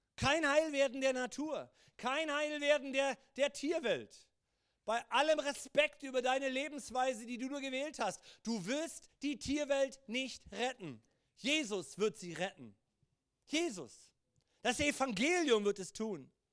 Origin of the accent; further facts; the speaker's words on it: Germany; auch als Deutsche